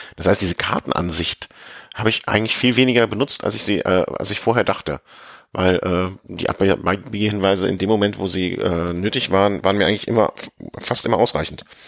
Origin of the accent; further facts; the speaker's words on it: Rhineland, Germany; als Rheinländer